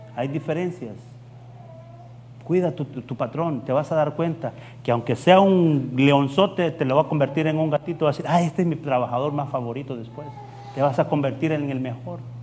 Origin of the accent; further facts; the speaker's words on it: El Salvador; moved away as an adult; Yo vengo de El Salvador